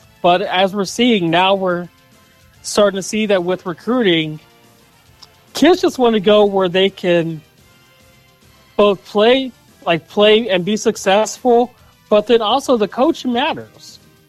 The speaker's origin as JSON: {"language": "English", "town": "Pittsburgh", "region": "Pennsylvania", "country": "United States", "tie": "born or raised there", "said": "my hometown Steelers"}